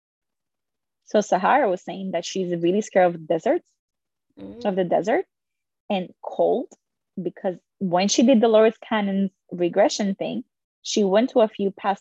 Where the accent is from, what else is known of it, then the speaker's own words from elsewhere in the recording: Dominican Republic; I was born in the Dominican Republic.